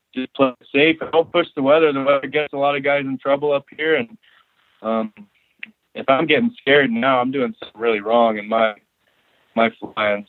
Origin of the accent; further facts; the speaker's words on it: North Idaho, United States; now in King Salmon, United States; I was born and raised in North Idaho